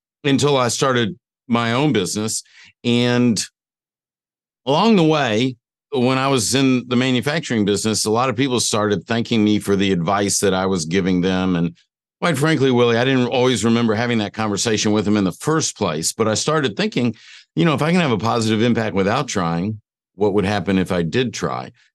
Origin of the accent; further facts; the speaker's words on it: Atlanta, Georgia, United States; I grew up in Atlanta, Georgia